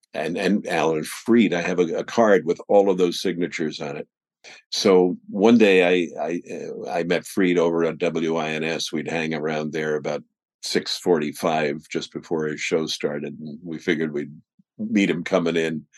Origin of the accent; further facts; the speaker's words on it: New Jersey, United States; also born or lived in Brooklyn, New York; I was born in Brooklyn, lived there till I was nine, and in 1951 we moved across the bridge to Jersey. So I moved to Jersey